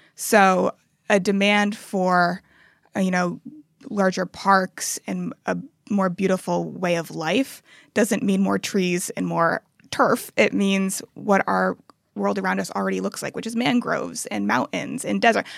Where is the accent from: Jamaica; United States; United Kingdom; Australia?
United States; Cambridge, Massachusetts; now in Abu Dhabi, United Arab Emirates; my hometown my, my birthplace of cambridge massachusetts